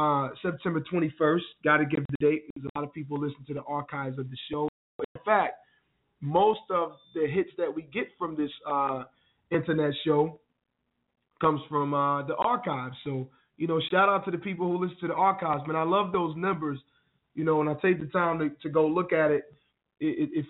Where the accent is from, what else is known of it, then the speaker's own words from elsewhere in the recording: Wilson, North Carolina, United States; my hometown, Wilson, NC